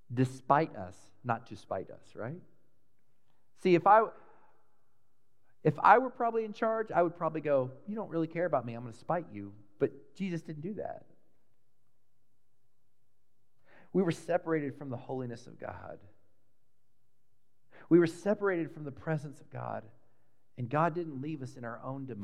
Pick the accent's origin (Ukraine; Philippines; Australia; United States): United States; Dallas, Texas; When I was a really little boy, I grew up in Texas, in Dallas